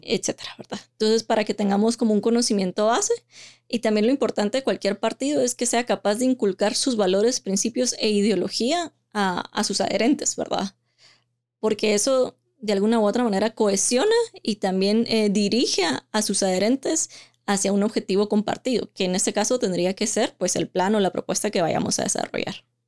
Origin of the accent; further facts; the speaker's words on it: Guatemala; also born or lived in London; esa es nuestra identidad como guatemaltecos.